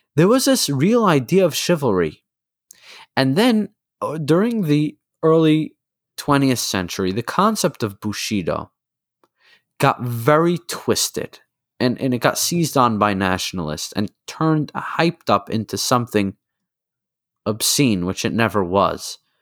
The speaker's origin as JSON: {"language": "English", "country": "United States", "said": "as an American"}